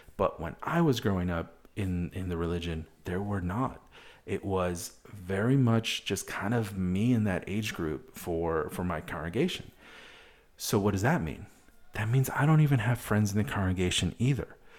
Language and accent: English; Wisconsin, United States; moved away; also born or lived in Madison, Wisconsin; I'm from Wisconsin originally.